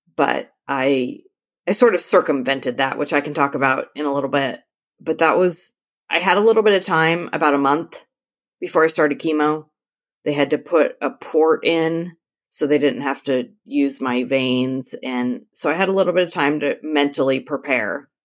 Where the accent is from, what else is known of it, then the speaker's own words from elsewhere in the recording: Northern California, United States; I am from Northern California, about two hours south of the Oregon border, right on the coast